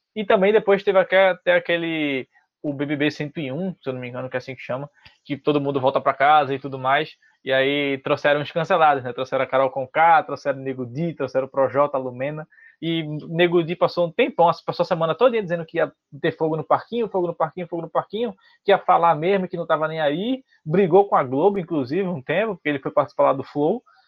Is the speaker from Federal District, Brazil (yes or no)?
no; Recife, Pernambuco, Brazil; eu também sou de Recife